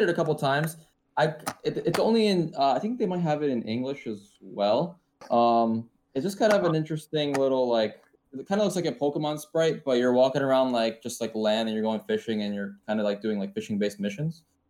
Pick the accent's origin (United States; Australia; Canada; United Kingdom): United States; New Jersey; moved away as an adult; now in Osaka, Japan; I'm from New Jersey